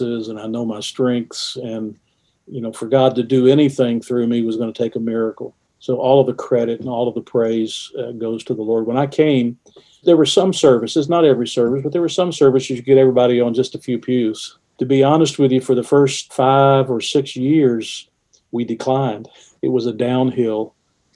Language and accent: English; just outside of Atlanta, Georgia, United States; moved away as an adult; also born or lived in West Virginia; now in Huntington, United States; I was born and raised just outside of Atlanta, Georgia